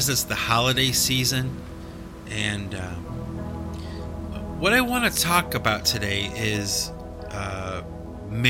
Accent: United States; I'm from America, and I speak English

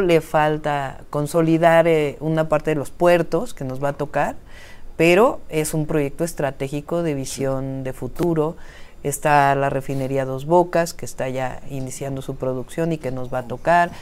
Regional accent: Mexico City, Mexico; also born or lived in Berkeley, United States; yo nací en la Ciudad de México, tengo una historia de vida

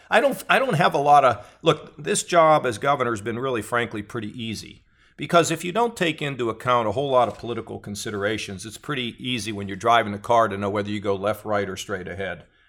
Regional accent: United States; I was born in America

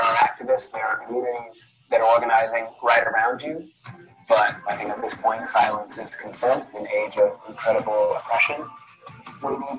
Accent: Chicago, Illinois, United States; Growing up in Chicago, in the hood

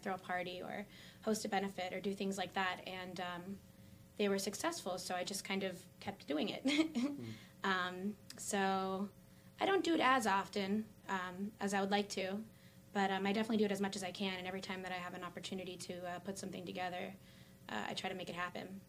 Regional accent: Wilkes-Barre, Pennsylvania, United States; I grew up here in South Wilkes-Barre. I've lived here most of my life.

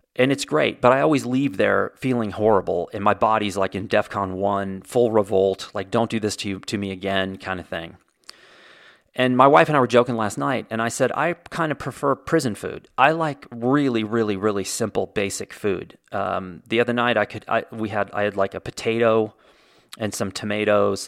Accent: Indiana, United States; I was born in Indiana, so technically I am a Hoosier.

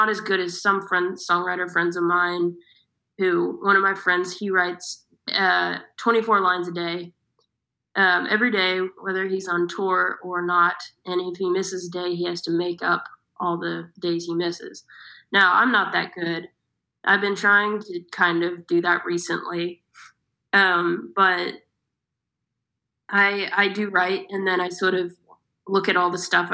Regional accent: Austin, Texas, United States; now in London, United Kingdom; I'm from Austin, Texas

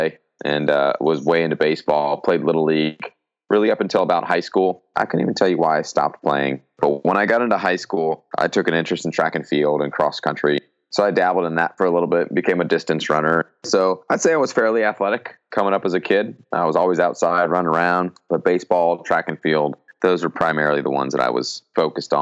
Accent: Glendora, California, United States; also born or lived in Colorado; I grew up in Southern California. That's where I'm originally from. And I grew up in Glendora primarily, which is in LA County

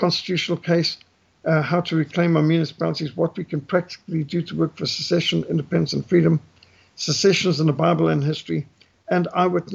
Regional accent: South Africa; I was born in Africa. All my children are born in Africa. My grandson's born here and all living here too. This is our country

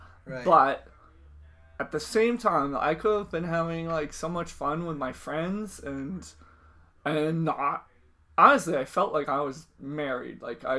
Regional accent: Milton, Massachusetts, United States; Is a loose term for where I grew up. I grew up within, like, throwing distance of Boston.

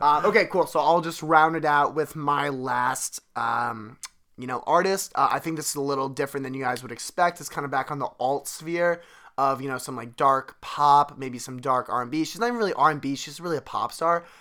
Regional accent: Delaware County, Pennsylvania, United States; we're both from Delaware County, Pennsylvania, Delco

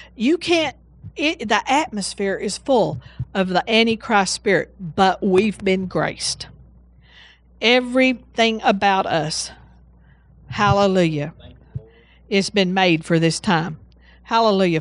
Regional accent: Seagraves, Texas, United States; also born or lived in Breckenridge, Texas; I was born in Breckenridge. And how we, the way we got to West Texas, oh, actually, when I say West Texas, I'm talking about Sea Graves

